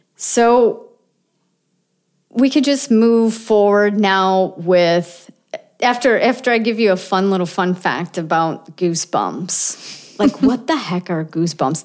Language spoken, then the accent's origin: English; Buffalo, New York, United States; I'm from Buffalo, right? Buffalo, New York.